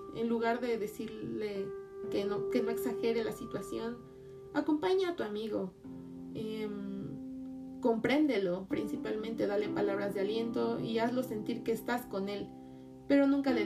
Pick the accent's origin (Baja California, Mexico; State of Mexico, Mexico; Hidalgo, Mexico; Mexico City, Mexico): Mexico City, Mexico; yo soy de Ciudad de México